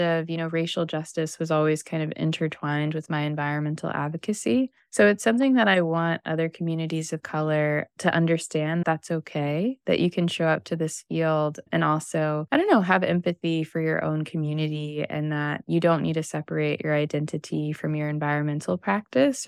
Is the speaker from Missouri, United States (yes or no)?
yes; Missouri, United States; now in Southern California, United States; coming from the Midwest, I grew up in Missouri